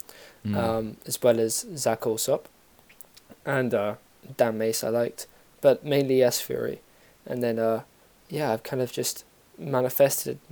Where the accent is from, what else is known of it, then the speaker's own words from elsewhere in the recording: London, United Kingdom; also born or lived in Bristol; I'm from London. I'm actually, well, originally I'm half South African, but I'm from London.